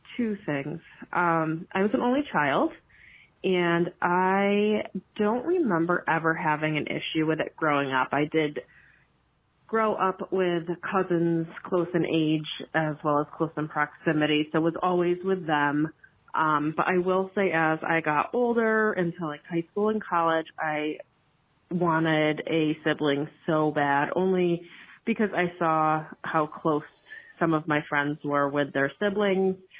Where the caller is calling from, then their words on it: Connecticut, United States; I am calling from Connecticut.